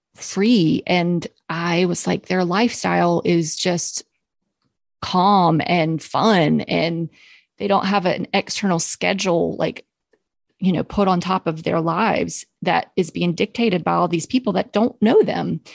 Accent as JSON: {"language": "English", "town": "Charlotte", "region": "North Carolina", "country": "United States", "tie": "born or raised there", "said": "I'm from Charlotte. I grew up here"}